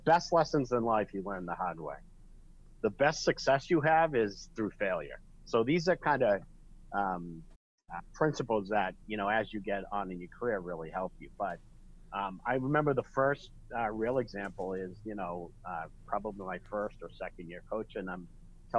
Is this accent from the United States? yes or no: yes; Glen Ellyn, Illinois, United States; my hometown, Glen Ellyn, Illinois